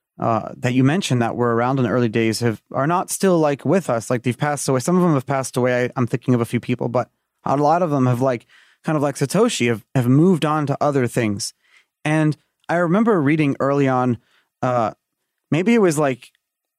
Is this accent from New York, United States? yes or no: yes; New York City, New York, United States; I grew up in Brooklyn.